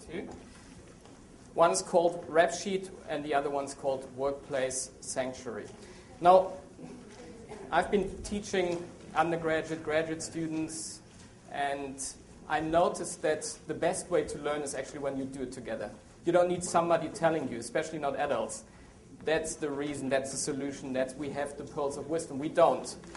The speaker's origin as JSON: {"language": "English", "country": "Germany", "also_born_or_lived": "South America / Asia", "moved": "yes", "lives_now": "Maryland, United States", "said": "Well, I'm from Germany. Strange name, strange accent"}